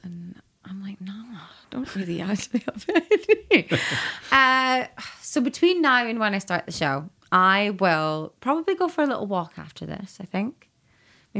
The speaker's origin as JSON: {"language": "English", "town": "Elgin", "region": "Scotland", "country": "United Kingdom", "tie": "born or raised there", "moved": "yes", "said": "where I grew up in Elgin"}